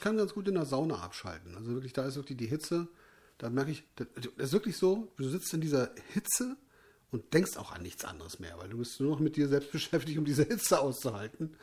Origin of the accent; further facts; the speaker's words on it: North Rhine-Westphalia, Germany; ich komme aus, aus, aus, aus Nordrhein-Westfalen